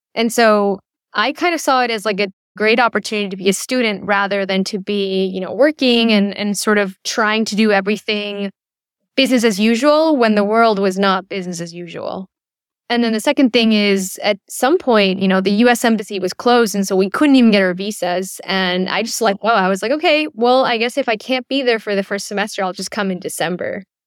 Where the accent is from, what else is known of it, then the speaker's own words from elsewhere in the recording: Chile; moved away; also born or lived in United States; I was born and raised in Chile, though I lived in the U S for a brief period